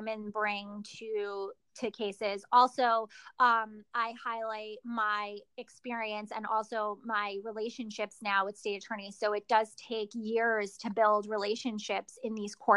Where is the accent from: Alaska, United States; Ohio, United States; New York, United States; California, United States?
New York, United States; I'm from New York